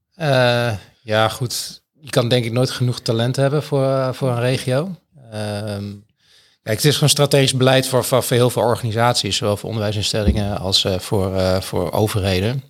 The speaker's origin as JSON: {"language": "Dutch", "area": "Twente", "region": "Overijssel", "country": "Netherlands", "moved": "as an adult", "lives_now": "Groningen, Netherlands", "said": "ik kom uit Twente en ik ben hier naar Groningen gegaan voor de studie"}